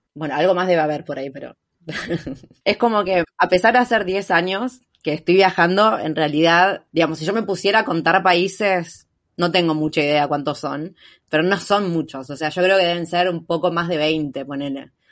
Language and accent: Spanish; Argentina; moved away as an adult; soy de Argentina